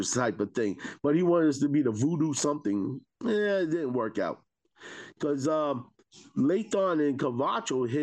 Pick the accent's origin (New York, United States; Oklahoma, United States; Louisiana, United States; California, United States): New York, United States; New York City; I'm from Staten Island